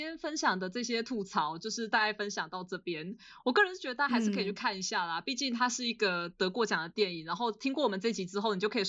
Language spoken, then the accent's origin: Chinese; Scotland, United Kingdom; 当他们知道我是苏格兰人的时候，他们就开始介绍自己多喜欢勇敢的心，然后开始称赞我们反英国人的这一些独立事迹